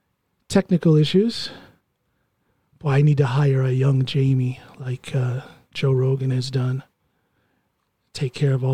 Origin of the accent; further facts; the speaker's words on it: Finnmark, Norway; accent: Finnmark; not knowing that I speak fluent Norwegian with a Finnmark accent.